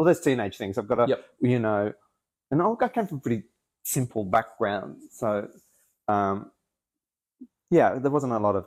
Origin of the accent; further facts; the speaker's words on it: Adelaide, South Australia, Australia; moved away as an adult; I grew up in Adelaide and moved here when I was 21, 22